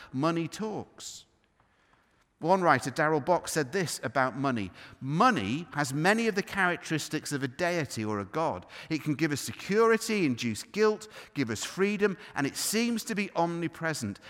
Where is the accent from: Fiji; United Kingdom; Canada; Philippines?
United Kingdom; we're, we're British.